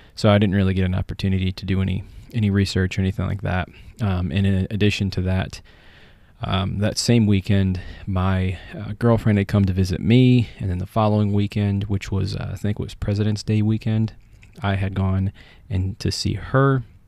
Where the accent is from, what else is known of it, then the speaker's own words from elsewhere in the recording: United States; I am American